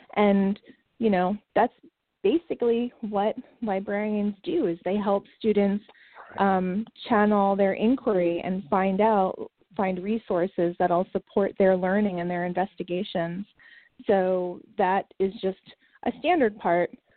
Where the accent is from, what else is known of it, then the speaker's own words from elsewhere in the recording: New York City, New York, United States; moved away as an adult; now in Raleigh, United States; My husband and I grew up in Queens, right outside of New York City.